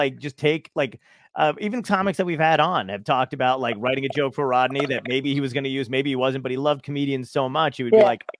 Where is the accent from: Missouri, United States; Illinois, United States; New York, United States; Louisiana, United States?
New York, United States; New York City; also born or lived in Nutley, New Jersey / Los Angeles; I think because I was born in Brooklyn or whatever, and I get the same thing. People either think I'm Jewish or Italian